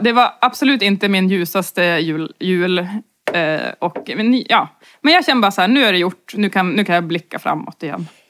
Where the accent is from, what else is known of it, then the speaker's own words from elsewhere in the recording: inland Norrland, Sweden; som norrlänning och framförallt eh, från inlandet i Norrland